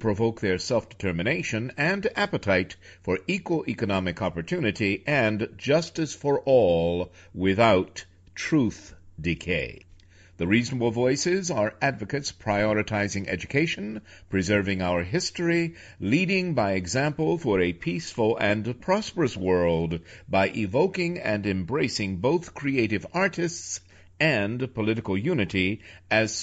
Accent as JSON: {"language": "English", "town": "New York City", "region": "New York", "country": "United States", "tie": "born or raised there", "also_born_or_lived": "Washington, D.C.", "moved": "yes", "said": "New York City, my hometown, for 3 years before moving to Washington, D.C., also a hometown of mine"}